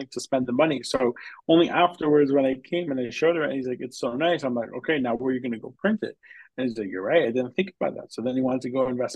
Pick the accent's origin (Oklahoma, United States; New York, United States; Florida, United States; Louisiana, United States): New York, United States; Long Island; I am a New York guy. I grew up in Long Island